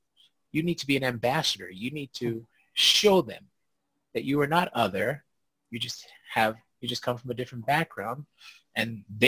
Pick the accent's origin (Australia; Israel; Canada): Canada; because I didn't understand it as a Black kid growing up in Canada.